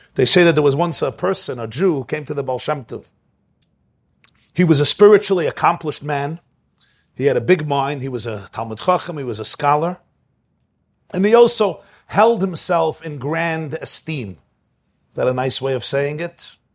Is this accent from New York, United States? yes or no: yes; Brooklyn, New York, United States; moved away as an adult; now in Muncie, United States; I grew up in Brooklyn